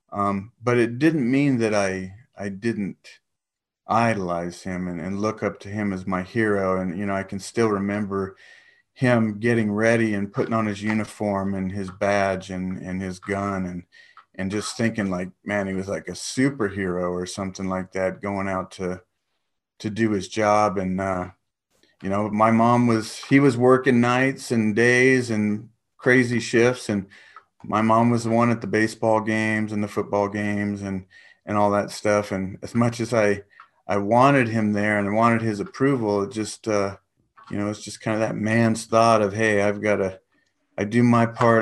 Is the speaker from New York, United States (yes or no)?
no; San Diego, California, United States; moved away as an adult; also born or lived in Guam / Los Angeles / Big Bear; now in Texas, United States; spent most of my life, um, in San Diego.